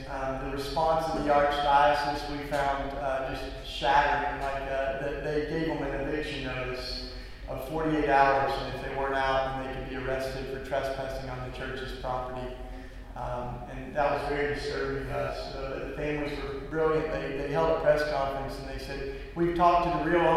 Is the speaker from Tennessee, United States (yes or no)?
yes; East Tennessee, United States; now in Philadelphia, United States; I grew up in East Tennessee, which is, the Bible Belt